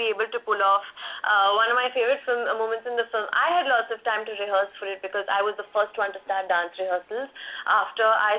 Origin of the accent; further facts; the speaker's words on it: India; as Indians, you use the English language in a certain way